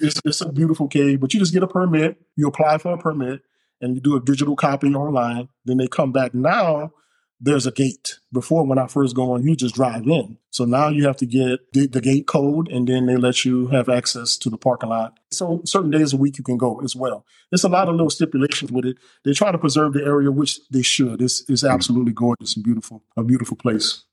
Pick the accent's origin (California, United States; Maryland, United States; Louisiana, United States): Louisiana, United States; New Orleans; now in Alabama, United States; I'm from New Orleans, of course. So being raised there, you're just surrounded by water all the time